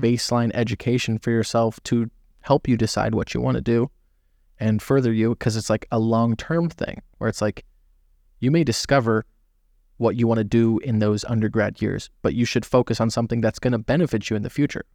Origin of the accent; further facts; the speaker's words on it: Southern California, United States; also born or lived in Florida; born and raised. I've lived in a lot of different, uh, states, but California